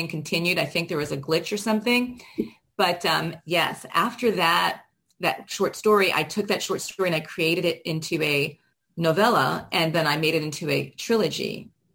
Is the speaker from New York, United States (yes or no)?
no; Miami, Florida, United States; moved away; I'm originally from Miami